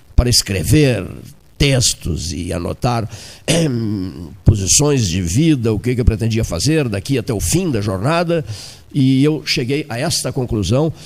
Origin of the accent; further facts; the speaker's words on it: Pelotas, Rio Grande do Sul, Brazil; com o coração pelotense